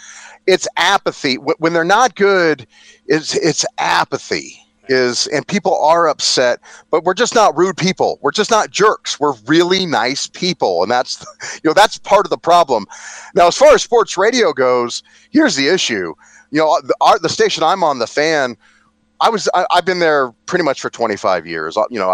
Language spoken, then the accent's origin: English; New York, United States; Okay, we're from New York, and it's all we talk about.